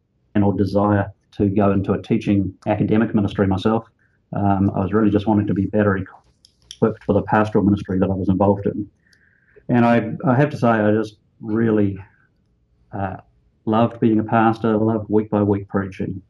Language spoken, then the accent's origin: English; New Zealand; also born or lived in Australia; I grew up in New Zealand, a little country down under